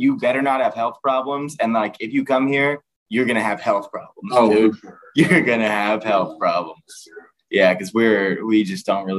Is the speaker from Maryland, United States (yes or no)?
no; Texas, United States